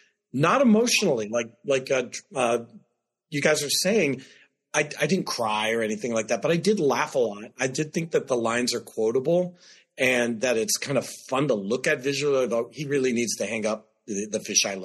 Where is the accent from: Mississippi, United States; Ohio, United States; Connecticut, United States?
Ohio, United States; Youngstown; from my hometown of Youngstown, Ohio. I grew up knowing him